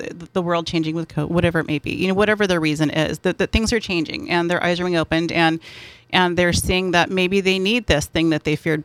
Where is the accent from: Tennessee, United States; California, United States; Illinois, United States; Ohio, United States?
California, United States; San Diego; I am born and bred here.